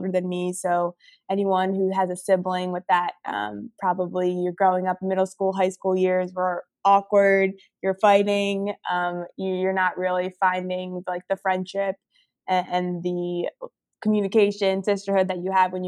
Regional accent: New Jersey, United States; moved away as an adult; also born or lived in Philadelphia / Austin, Texas; now in Portland, United States; I grew up in New Jersey

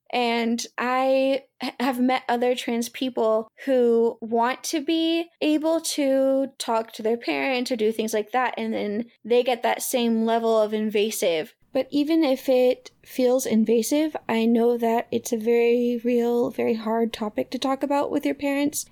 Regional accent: the South, United States; I was raised in the South

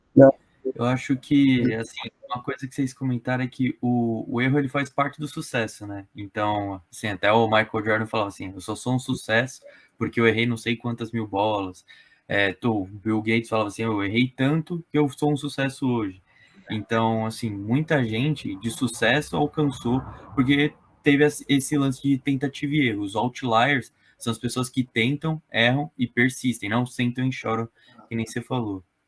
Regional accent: São Paulo, Brazil; Eu sou de São Paulo

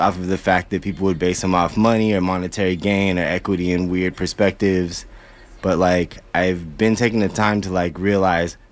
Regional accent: Albuquerque, New Mexico, United States; moved away; I'm originally from Albuquerque, New Mexico

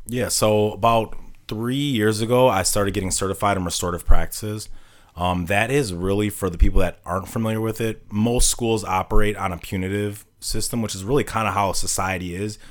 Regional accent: Milwaukee, Wisconsin, United States; also born or lived in Saint Cloud, Minnesota; I'm born and raised in Milwaukee

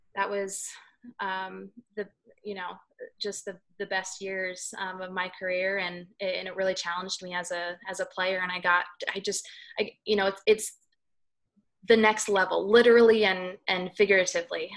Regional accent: Southern California, United States; I was uh, born and raised in Southern California, uh, up in the high desert

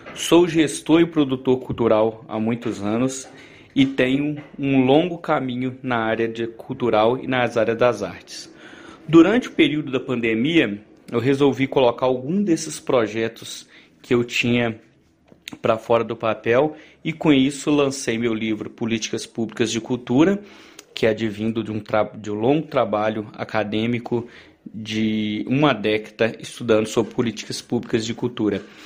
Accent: Araponga, Minas Gerais, Brazil; da minha terra, de Araponga

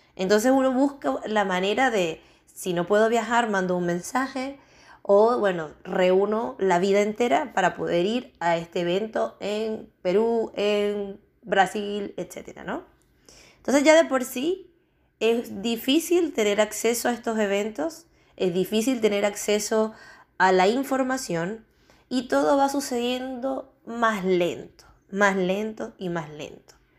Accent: Venezuela; moved away as an adult; also born or lived in Chile; now in Spain; Yo soy venezolana, pero ya llevo seis años fuera de Venezuela

